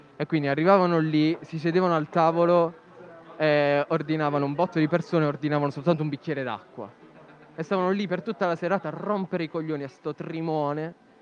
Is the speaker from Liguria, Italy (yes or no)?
no; Noicattaro / Rutigliano, Apulia, Italy; siamo di Noi Cattaro Rutigliano